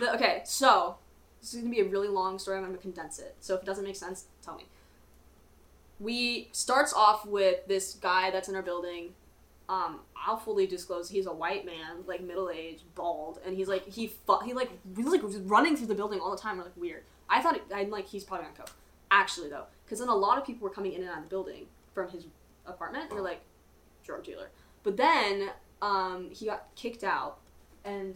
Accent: the South, United States; I am from the South

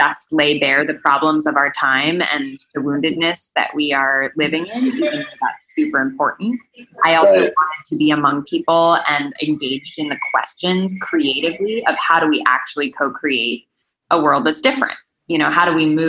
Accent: Boulder, Colorado, United States; I grew up in Boulder, Colorado

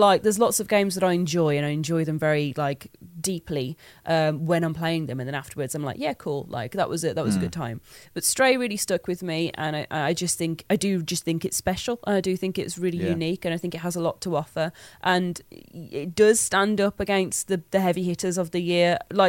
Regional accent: Black Country, West Midlands, United Kingdom; accent: Black Country (Yam Yam); I have a Black Country accent. It's a Yam accent.

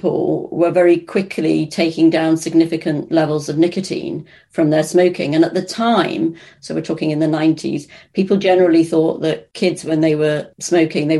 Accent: Birkenhead, North West England, United Kingdom; I grew up in Birkenhead in the Wirral

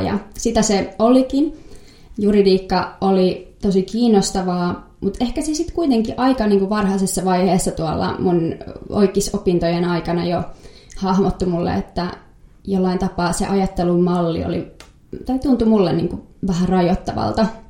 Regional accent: Helsinki, Uusimaa, Finland; mä oon Helsingistä kotoisin

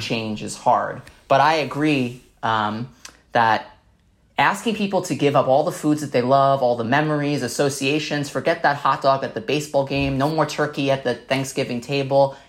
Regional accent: New York City, New York, United States; I grew up in Staten Island, New York

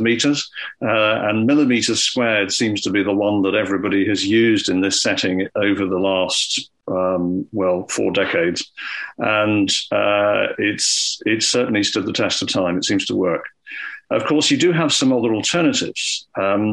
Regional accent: Scotland, United Kingdom; when I was growing up in Scotland

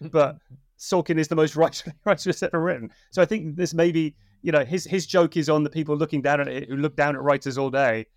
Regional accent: Yorkshire and the Humber, United Kingdom; moved away; I'm originally from Yorkshire

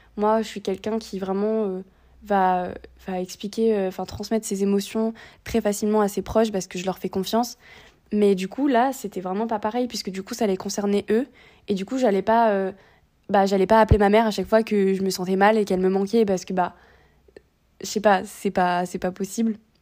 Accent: Réunion; moved away as an adult; also born or lived in metropolitan France; now in France; je viens de La Réunion, je fais mes études euh, ici

